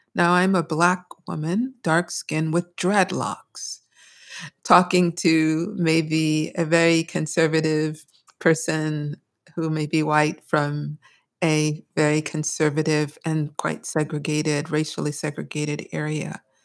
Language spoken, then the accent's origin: English; Brooklyn, New York, United States; I grew up in the People's Republic of Brooklyn